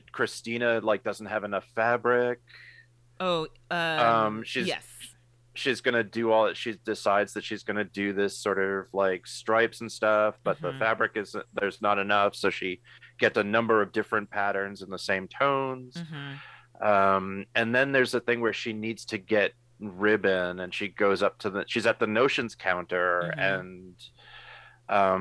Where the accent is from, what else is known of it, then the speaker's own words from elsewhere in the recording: New York, United States; growing up in New York